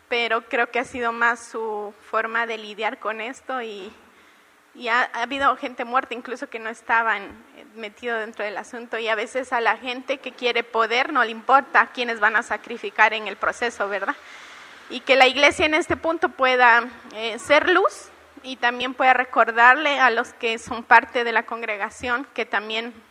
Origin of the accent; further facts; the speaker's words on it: Peru; soy la única peruana acá, Nilton me abandonó.